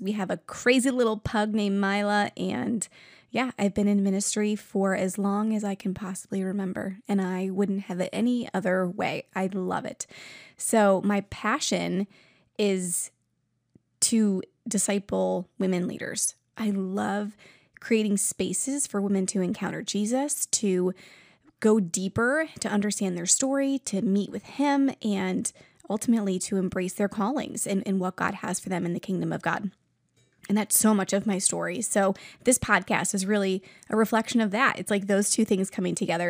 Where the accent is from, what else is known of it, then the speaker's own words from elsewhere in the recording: New York, United States; now in Ohio, United States; I'm originally from New York